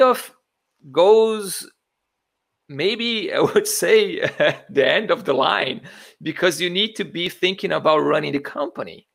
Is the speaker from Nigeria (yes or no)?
no; Brazil; moved away as an adult; also born or lived in Italy; I was I was born in Brazil. I I did school and I went to to college uh, in Brazil